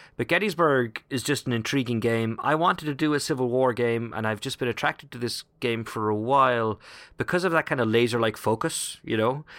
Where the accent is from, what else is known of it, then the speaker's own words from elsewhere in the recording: Ireland; moved away; as an Irishman